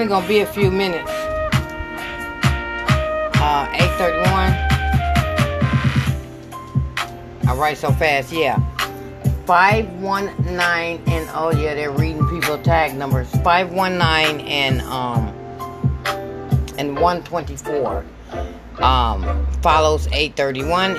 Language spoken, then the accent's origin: English; Michigan, United States; I'm from Michigan